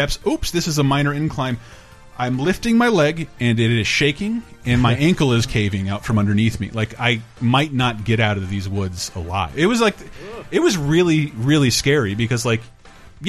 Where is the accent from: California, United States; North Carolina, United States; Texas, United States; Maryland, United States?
California, United States; also born or lived in Florida; I'm from California by way of Florida.